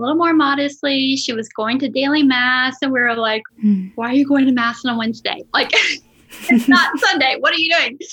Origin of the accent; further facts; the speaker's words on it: Los Angeles, California, United States; growing up in Los Angeles